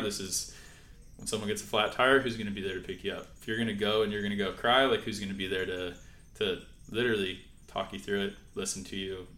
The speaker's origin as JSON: {"language": "English", "town": "San Clemente", "region": "California", "country": "United States", "tie": "born or raised there", "said": "We grew up in San Clemente together"}